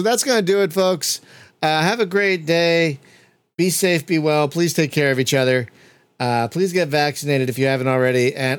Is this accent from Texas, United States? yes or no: no; Philadelphia, Pennsylvania, United States; accent: East Coast; moved away; But I'm not even a Californian. I'm originally a Philadelphian